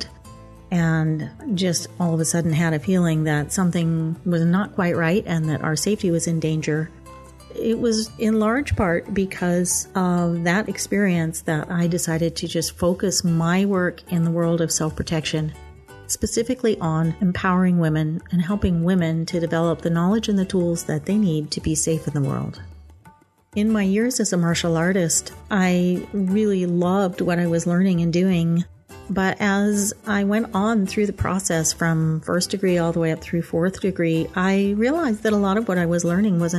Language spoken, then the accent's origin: English; Stillwater, Oklahoma, United States; moved away as an adult; I grew up in Stillwater, Oklahoma